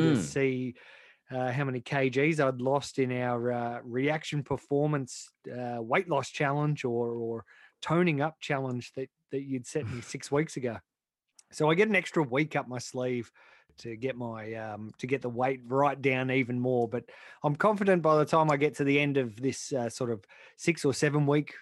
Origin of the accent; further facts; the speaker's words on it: New South Wales, Australia; when I was a kid growing up in New South Wales